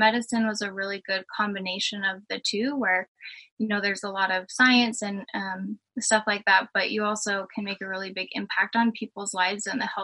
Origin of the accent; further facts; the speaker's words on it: Emmett, Idaho, United States; I grew up in Emmett, Idaho, which is a pretty little rural town close to Boise